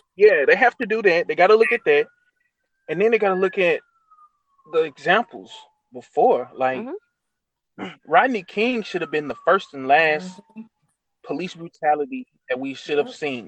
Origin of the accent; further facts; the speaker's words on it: Mississippi, United States; I'm from Mississippi